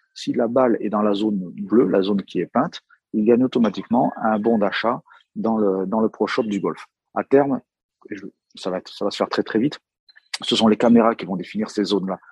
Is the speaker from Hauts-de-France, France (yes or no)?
no; Brittany, France; Moi, je suis breton